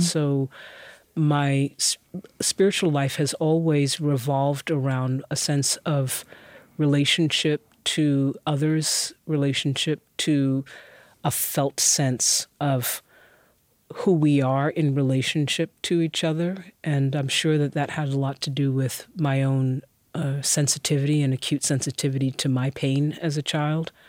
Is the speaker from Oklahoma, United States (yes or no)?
no; New York City, New York, United States; also born or lived in Brooklyn; I moved from Queens